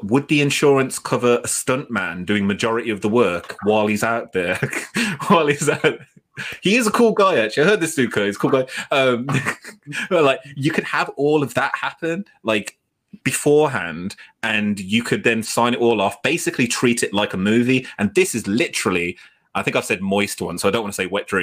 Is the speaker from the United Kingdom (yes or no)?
yes; United Kingdom; We're British